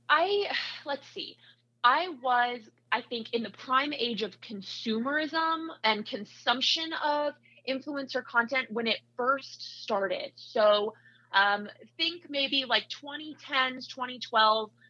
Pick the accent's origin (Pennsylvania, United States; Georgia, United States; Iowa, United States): Iowa, United States; now in Utah, United States; I grew up in Iowa, so I went to Iowa State for my undergrad